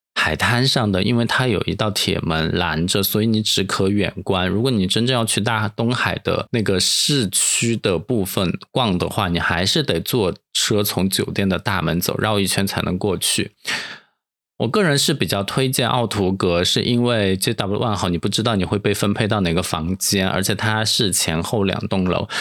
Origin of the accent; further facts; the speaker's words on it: Dujiangyan, Sichuan, China; now in Sanya, China; 我来自成都旁边的卫星成都这样验尸